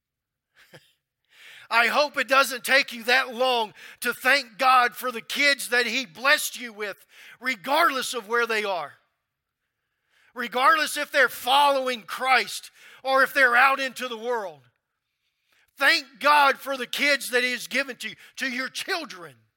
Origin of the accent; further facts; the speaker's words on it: Louisiana, United States; moved away as an adult; also born or lived in North Carolina; I'm from Louisiana